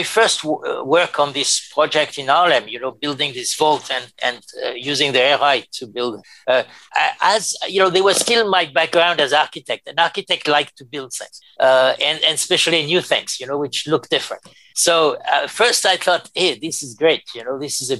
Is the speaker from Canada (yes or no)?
no; France; accent: French; English is a second language; moved away as an adult; also born or lived in Paris, France / New York, United States; my French accent